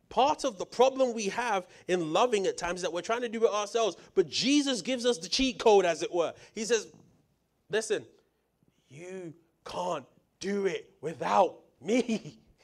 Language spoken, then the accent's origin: English; United Kingdom; moved away; coming from the U K